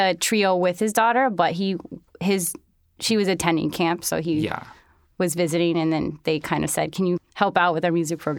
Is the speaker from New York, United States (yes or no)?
yes; New York City, New York, United States; also born or lived in Holland, Michigan / Arizona / Colorado; I was born in Holland, Michigan, and I lived there until I was about 2.5 or 3, and then I moved around a bit. I moved to Arizona and then Colorado, and then I moved to New York City finally when I was 9.